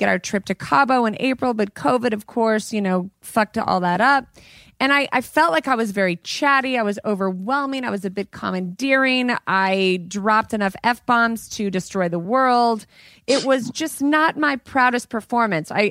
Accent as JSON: {"language": "English", "region": "Colorado", "country": "United States", "said": "In my oh, home state. In my home state where I'm from."}